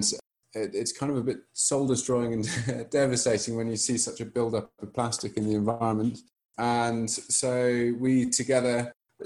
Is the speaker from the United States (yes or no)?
no; England, United Kingdom; moved away as an adult; now in Malawi; I'm from England